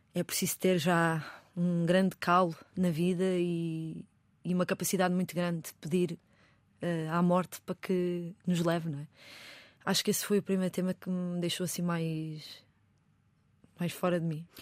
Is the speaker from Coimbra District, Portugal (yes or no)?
no; Lisbon, Portugal; eu cresci no bairro de Chelas.